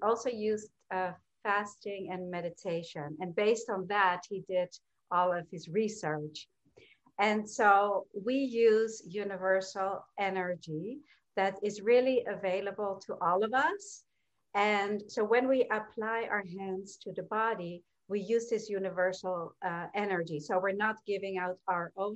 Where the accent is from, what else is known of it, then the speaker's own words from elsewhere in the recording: Amsterdam, North Holland, Netherlands; moved away as an adult; also born or lived in New York; I was born and raised in Amsterdam, Holland. And when I was 18, I moved to New York